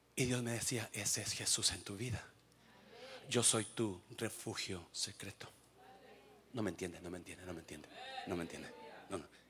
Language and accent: Spanish; Mexico; moved away; Soy mexicano y qué. Se me nota el nopal y qué.